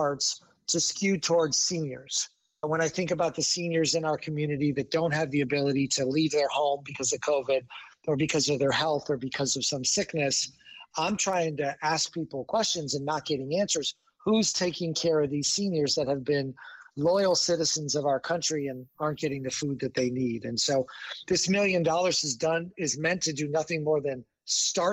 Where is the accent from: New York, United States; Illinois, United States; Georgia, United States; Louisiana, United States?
Illinois, United States; Chicago; my hometown of Chicago.